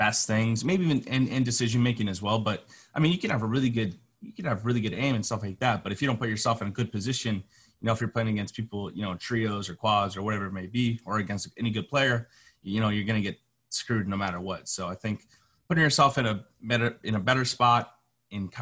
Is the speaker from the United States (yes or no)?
yes; Minnesota, United States; I'm from Minnesota.